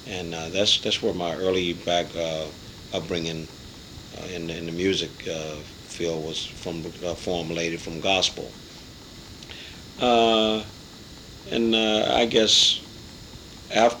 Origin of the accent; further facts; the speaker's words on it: Virginia, United States; moved away; also born or lived in Washington, D.C.; I was born in Virginia, a little small town in Virginia